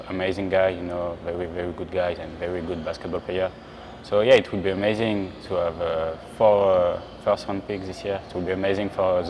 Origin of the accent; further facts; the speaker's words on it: Le Mans, Pays de la Loire, France; English is a second language; also born or lived in Strasbourg / Pau / Chalon-sur-Saône; Yeah, I'm born in Strasbourg, and 1 month after, I went to Pau for 4 years. Mm-hmm. After, I went 2 years in Chalon-sur-Saône, and after I grew up in Le Mans.